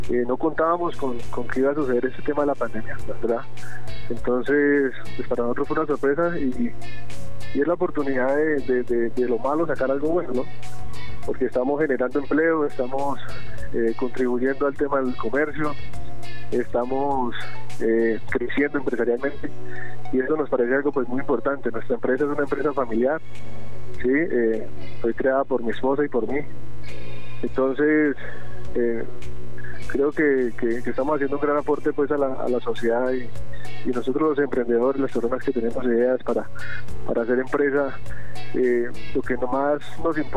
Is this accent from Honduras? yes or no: no; Sopó, Cundinamarca, Colombia; Nosotros funcionamos acá, somos de Sopó, sí, pero también apoyamos todo el tema de la región.